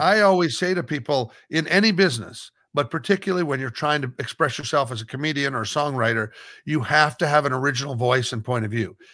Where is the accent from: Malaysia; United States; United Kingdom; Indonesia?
United States; Omaha, Nebraska; moved away as an adult; also born or lived in Los Angeles; being from Nebraska